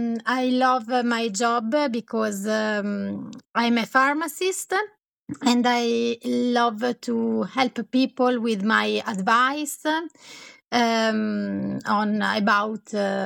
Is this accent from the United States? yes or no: no; Colico, Lombardy, Italy; born there; English is a second language; I was born in Italy, in Colico. That is a place on the Como Lake.